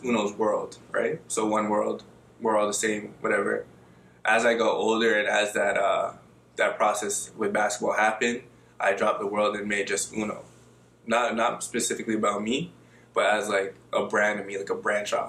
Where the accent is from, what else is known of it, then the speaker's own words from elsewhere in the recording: Toronto, Ontario, Canada; also born or lived in Ajax, Ontario; Originally, I'm from Scarborough, Ontario, a little place called Malvern